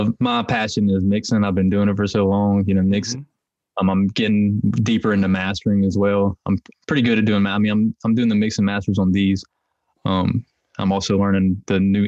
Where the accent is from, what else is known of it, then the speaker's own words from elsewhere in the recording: Hickory, North Carolina, United States; I'm from Hickory, North Carolina, which is it's kind of sectioned off. And one of the sections is called Longview. So I'm from Longview